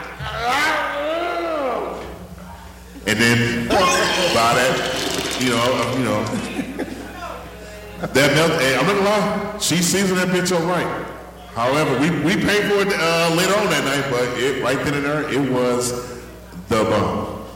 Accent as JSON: {"language": "English", "town": "St. Louis", "region": "Missouri", "country": "United States", "tie": "born or raised there", "said": "So I grew up poor. I'm from the Peabody's. Those were the projects."}